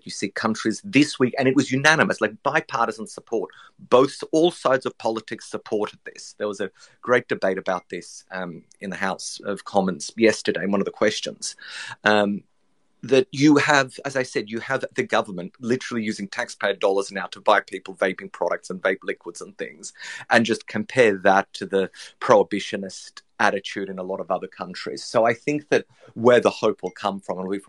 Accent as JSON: {"language": "English", "country": "Australia", "said": "As people have probably can guess from my accent, I'm Australian"}